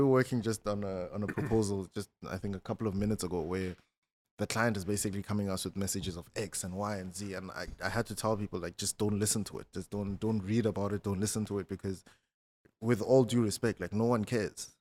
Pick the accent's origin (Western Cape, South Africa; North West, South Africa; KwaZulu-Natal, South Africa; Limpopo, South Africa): Limpopo, South Africa; Malamulele; I'm from, um, a small town called Malamulele